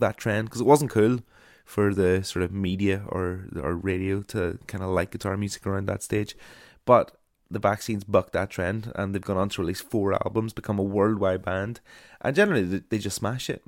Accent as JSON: {"language": "English", "area": "Ulmer", "region": "Northern Ireland", "country": "United Kingdom", "tie": "born or raised there", "said": "my hometown of Ulmer"}